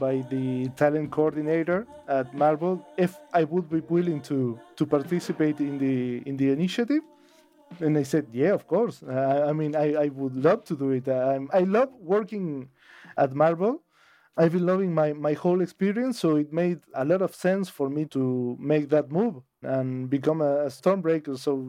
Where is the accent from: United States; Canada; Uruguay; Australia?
Uruguay; Colonia del Sacramento, Colonia; I am born and raised in Uruguay, in Colonia del Sacramento, which is the capital of Colonia, and Colonia would be the state. So I'm from Colonia del Sacramento, Colonia, Uruguay.